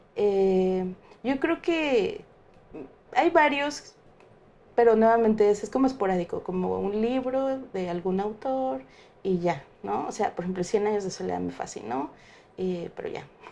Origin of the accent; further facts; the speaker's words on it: Mexico; yo como mexicana